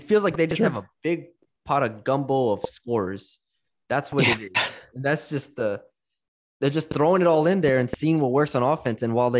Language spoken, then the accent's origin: English; Texas, United States; Maybe it's because I'm from North Texas.